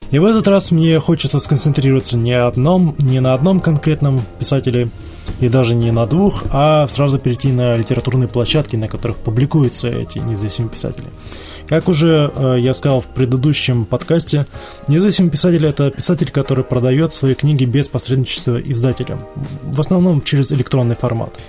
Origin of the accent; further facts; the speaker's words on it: Ryazan Oblast, Russia; accent: Ryazan; Простите мой рязанский акцент.